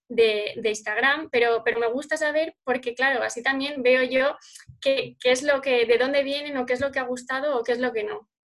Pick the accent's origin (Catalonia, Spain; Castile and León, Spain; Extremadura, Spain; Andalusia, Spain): Castile and León, Spain; Salamanca; soy aquí de Salamanca